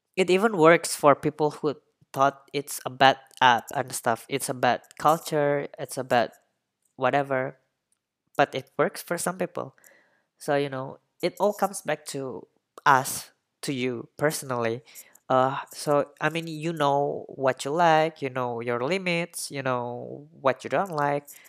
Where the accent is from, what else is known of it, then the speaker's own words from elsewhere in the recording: Indonesia; I really don't see myself staying put in, in, uh, my hometown or in Indonesia.